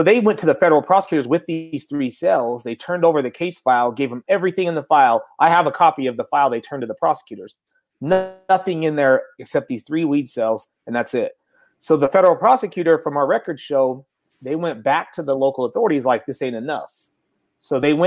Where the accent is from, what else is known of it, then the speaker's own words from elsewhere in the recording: Salt Lake City, Utah, United States; I'm also from Salt Lake City, Utah.